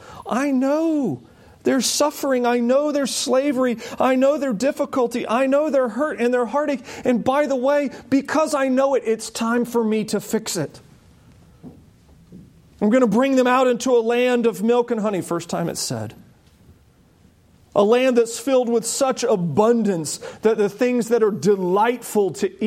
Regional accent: United States; we as American Christians

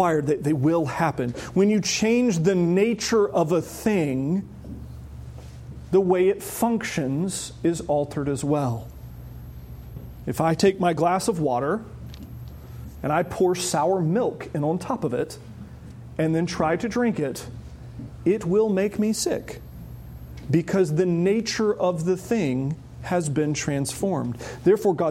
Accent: the South, United States; growing up in the South. Growing up in the South, everybody I knew said they were a Christian.

